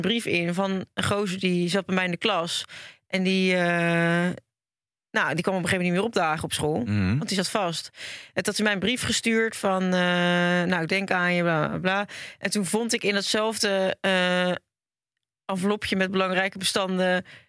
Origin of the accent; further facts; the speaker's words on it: Hendrik-Ido-Ambacht, South Holland, Netherlands; Ik kom ook uit de buurt van Rotterdam